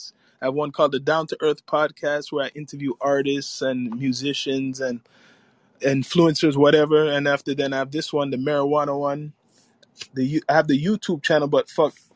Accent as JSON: {"language": "English", "town": "Toronto", "region": "Ontario", "country": "Canada", "said": "I'm from Toronto."}